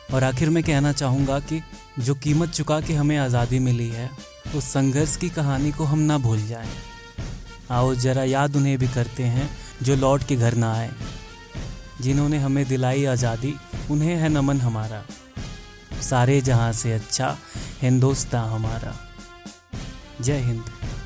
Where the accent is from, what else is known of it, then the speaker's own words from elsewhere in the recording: India; हम इंडियन लोग